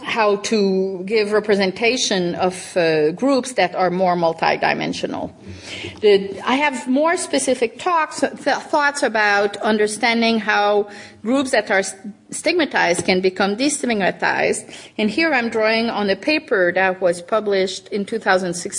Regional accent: Canada; moved away; When I was growing up in Canada

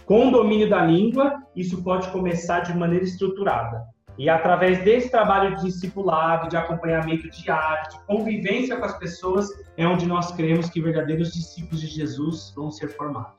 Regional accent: São Paulo, Brazil; moved away as an adult; now in India; eu sou originalmente de São Paulo

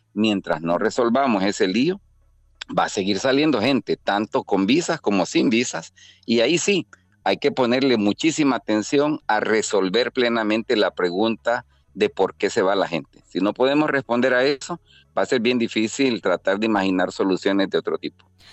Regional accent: El Salvador; somos salvadoreños, que entramos y salimos diariamente eh, desde y hacia Estados Unidos

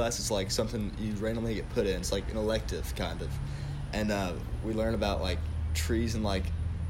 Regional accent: Owensboro, Kentucky, United States; from Owensboro, Kentucky.

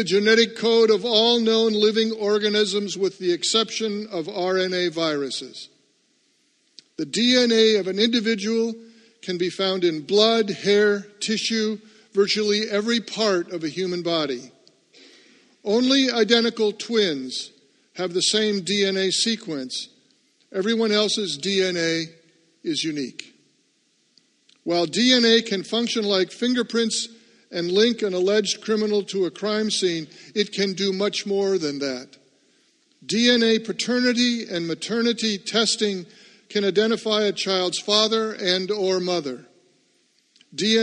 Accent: Seattle, Washington, United States; now in New England, United States; I grew up in Seattle

